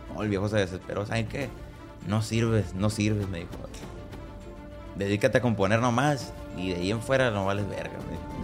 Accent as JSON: {"language": "Spanish", "town": "Tijuana", "region": "Baja California", "country": "Mexico", "tie": "born or raised there", "also_born_or_lived": "Guasave, Sinaloa / San Luis Río Colorado, Sonora", "said": "toda mi infancia y mi parte de mi adolescencia yo viví aquí en Tijuana"}